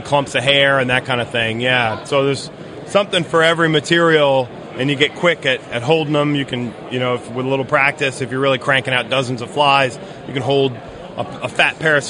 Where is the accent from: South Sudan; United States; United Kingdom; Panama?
United States; Morristown, New Jersey; I grew up in Morristown, New Jersey